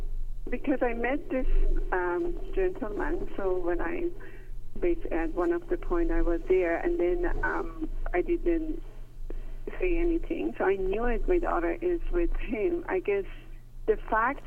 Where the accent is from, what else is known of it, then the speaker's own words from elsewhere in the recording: Iran; moved away as an adult; growing up in Iran